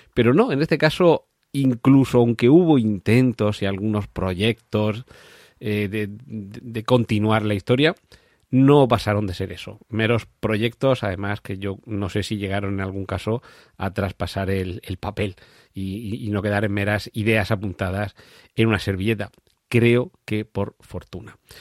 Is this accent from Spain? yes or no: yes; Region of Murcia, Spain; yo que soy de Murcia